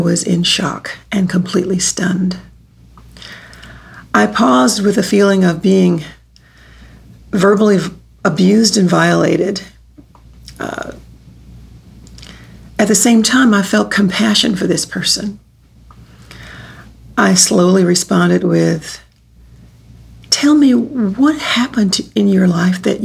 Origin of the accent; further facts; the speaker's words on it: Texas, United States; also born or lived in New York City / St. Louis, Missouri; now in Kansas City, United States; I was born in Texas, and I've lived in New York City, St. Louis, Missouri, and for the past 2 years, here in Kansas City